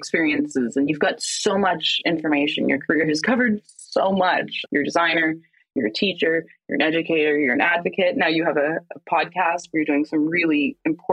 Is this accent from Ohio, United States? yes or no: no; Los Angeles, California, United States; moved away as an adult; also born or lived in Chicago; I grew up in Los Angeles